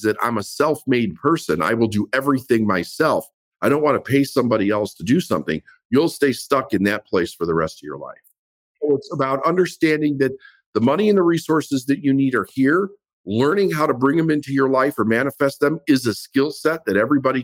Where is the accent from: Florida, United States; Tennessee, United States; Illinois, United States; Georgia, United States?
Illinois, United States; Chicago; I grew up in Chicago and everything was about doing it yourself